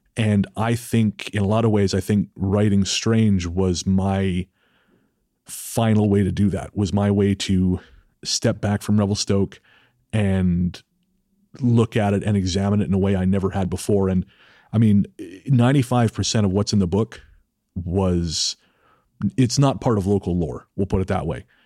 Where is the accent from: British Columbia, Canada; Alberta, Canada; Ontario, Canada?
British Columbia, Canada; it's my hometown